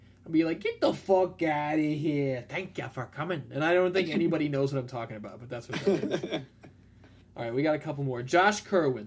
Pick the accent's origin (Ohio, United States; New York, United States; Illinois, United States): Illinois, United States; Alsip; growing up in Alsip